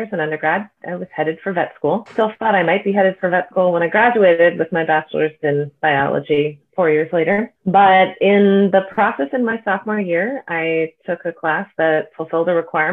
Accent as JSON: {"language": "English", "area": "Bay Area", "region": "California", "country": "United States", "said": "I'm from the Bay Area"}